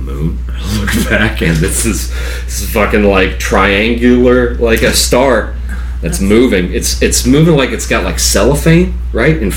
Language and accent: English; West Virginia, United States; accent: drawl; also born or lived in South Georgia; now in Georgia, United States; where I grew up in West Virginia